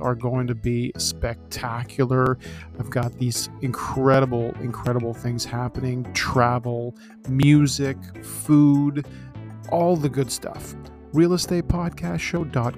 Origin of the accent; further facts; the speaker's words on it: Canada; We're from the land of one season